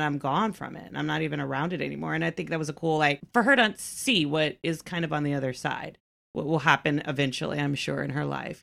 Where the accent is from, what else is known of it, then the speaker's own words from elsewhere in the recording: Texas, United States; I am, you know, born and raised here. I was born in Texas